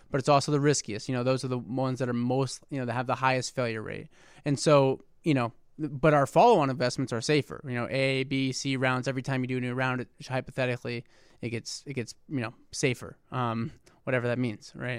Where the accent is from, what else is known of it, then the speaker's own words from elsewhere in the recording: West Lafayette, Indiana, United States; I grew up in West Lafayette